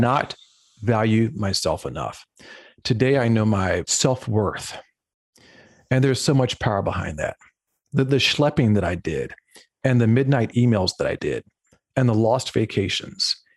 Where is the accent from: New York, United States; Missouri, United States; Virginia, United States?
Virginia, United States; Lynchburg; moved away; I grew up in Lynchburg, Virginia, which is in the central southwestern portion of the state